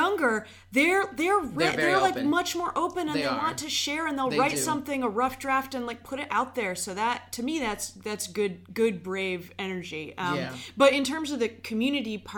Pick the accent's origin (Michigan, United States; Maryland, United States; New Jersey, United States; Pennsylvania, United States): Maryland, United States; Bethesda; also born or lived in Iowa; now in Baltimore, United States; I grew up in Bethesda. So I lived from, like, when I was 5 years old to when I went off to school here